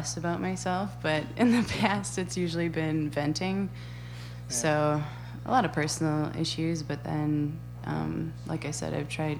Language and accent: English; Mount Horeb, Wisconsin, United States; also born or lived in Las Vegas / Pennsylvania / Norway / Verona; I'm from, for the most part, I'm from Mount Horeb. Before that, I kind of moved around a lot because my dad was in the military.